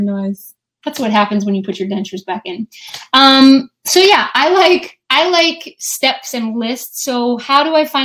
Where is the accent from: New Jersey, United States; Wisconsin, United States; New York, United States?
New Jersey, United States; I'm from New Jersey